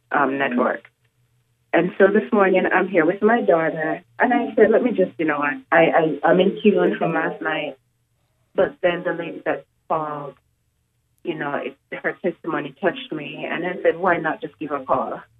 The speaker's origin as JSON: {"language": "English", "country": "Jamaica", "moved": "yes", "lives_now": "Richmond, United States", "said": "I'm originally from Jamaica."}